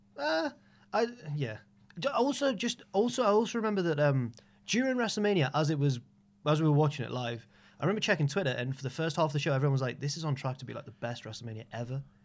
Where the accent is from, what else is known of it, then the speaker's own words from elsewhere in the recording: Jarrow, North East England, United Kingdom; also born or lived in Newcastle; I went to school in Newcastle and we're all from around the area. So I'm from Jarrow